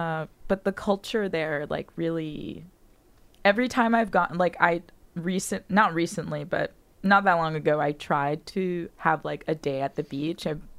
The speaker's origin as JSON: {"language": "English", "town": "Miami", "region": "Florida", "country": "United States", "tie": "born or raised there", "moved": "as an adult", "said": "I'm from Miami."}